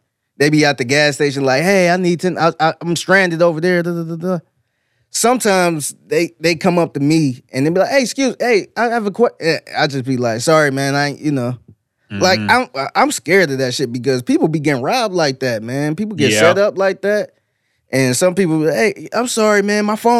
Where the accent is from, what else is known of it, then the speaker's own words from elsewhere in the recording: North Carolina, United States; Oh, okay, my husband came up from Houston, yeah. We're actually from North Carolina.